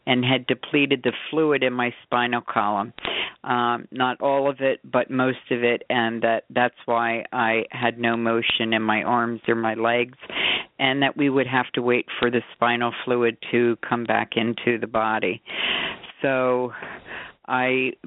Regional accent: Bucks County, Pennsylvania, United States; now in Scottsdale, United States; I'm from Scottsdale, originally from Pennsylvania, Bucks County

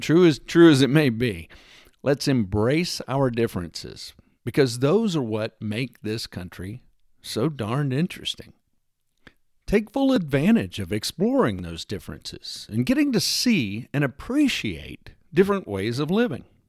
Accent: Texas, United States; moved away; I wasn't born there, and I no longer live there, but I grew up in the great state of Texas

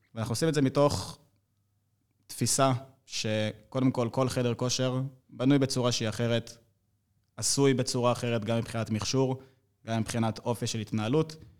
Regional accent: Rishon LeZion, Central District, Israel; אני בן 24, אני מראשון לציון

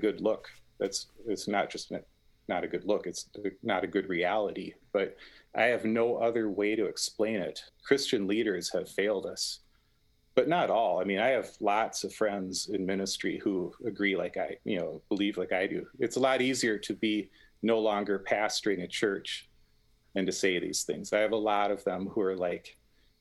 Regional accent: Minneapolis, Minnesota, United States; my hometown

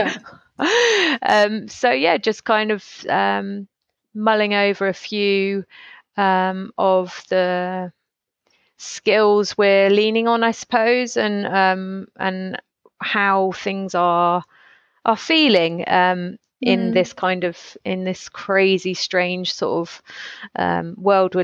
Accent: United Kingdom; we're so British

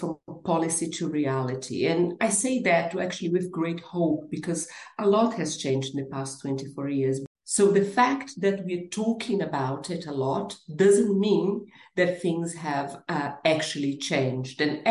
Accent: Brazil; English is a second language; moved away as an adult; now in United Kingdom; I am originally from Brazil and I've been living and working in the UK for the past 24 years

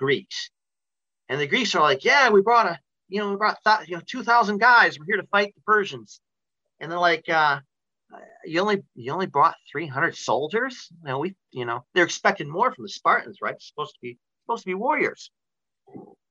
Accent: Lake Odessa, Michigan, United States; I've taught in my hometown of Lake Odessa

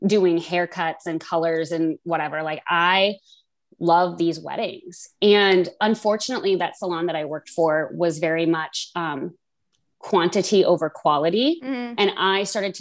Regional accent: Las Vegas, Nevada, United States; moved away as an adult; also born or lived in Des Moines, Iowa; now in Iowa, United States; I'm from Des Moines originally, but grew up in Las Vegas

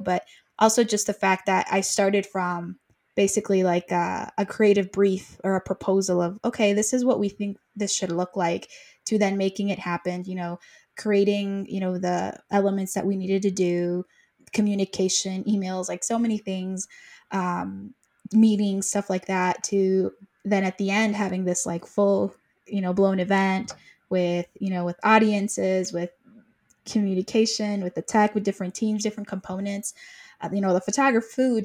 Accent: Mexico; now in United States; I'm originally from Mexico. I went to the States

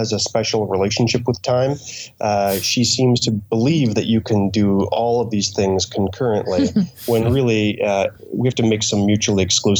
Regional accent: Canada; I'm a writer from Canada and I am currently in Nazca, Peru

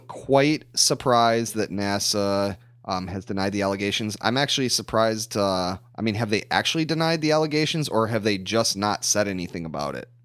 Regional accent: United States; growing up in the United States

